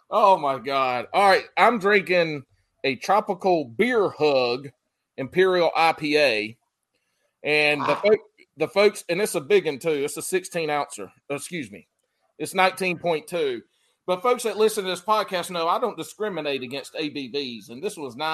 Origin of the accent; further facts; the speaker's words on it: the Carolinas, United States; I grew up in the Carolina, so I'm all about the Carolina